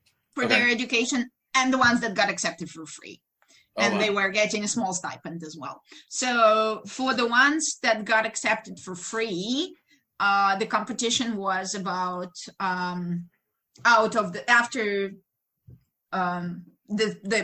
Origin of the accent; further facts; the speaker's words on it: Ukraine; English is a second language; moved away as an adult; now in United States; in Ukraine, we start pretty early. I was 13 when I started college.